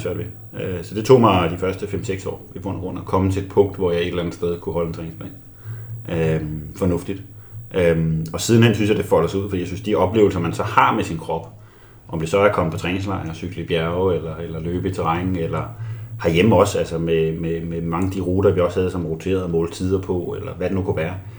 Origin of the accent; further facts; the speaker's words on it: Albertslund, Capital Region of Denmark, Denmark; Jeg voksede op i Albertslund øh, som 14-årig